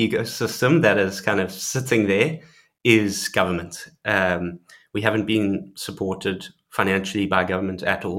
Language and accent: English; South Africa; being South African